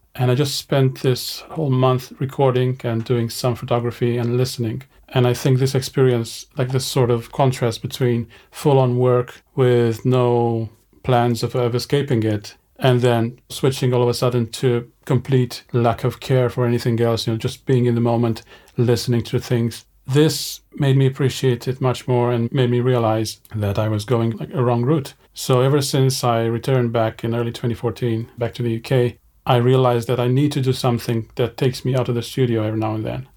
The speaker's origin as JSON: {"language": "English", "country": "Romania", "tie": "born or raised there", "also_born_or_lived": "Edinburgh, Scotland", "moved": "as an adult", "said": "I grew up in Romania, in a small village in the northeastern part of the country."}